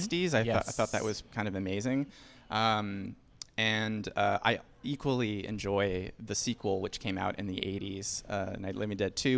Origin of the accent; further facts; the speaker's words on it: Northern Virginia suburbs, United States; moved away as an adult; now in New York, United States; I'm from the Northern Virginia suburbs.